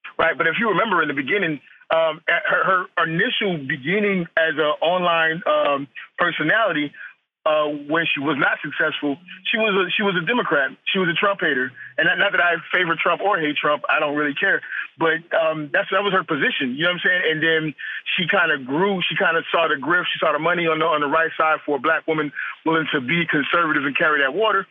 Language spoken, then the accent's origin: English; United States; I'm an American. I live in America